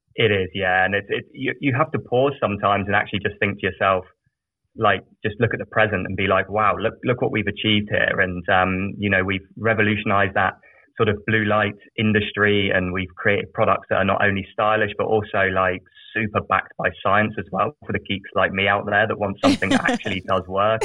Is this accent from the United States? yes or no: no; South of England, United Kingdom; I grew up in a very small village in the south of England